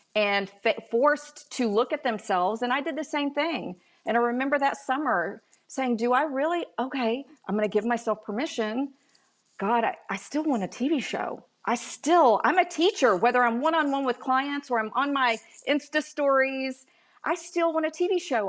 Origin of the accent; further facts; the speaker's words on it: Dallas, Texas, United States; moved away; I grew up in Texas